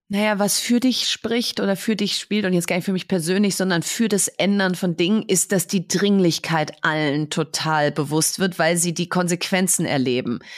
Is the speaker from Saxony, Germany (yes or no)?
no; Bielefeld, North Rhine-Westphalia, Germany; now in Berlin, Germany; Ich bin in Bielefeld im Prinzip in der Fußgängerzone aufgewachsen